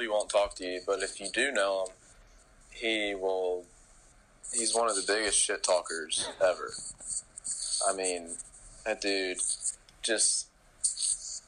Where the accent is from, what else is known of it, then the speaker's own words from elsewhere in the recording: Alabama, United States; I grew up in Alabama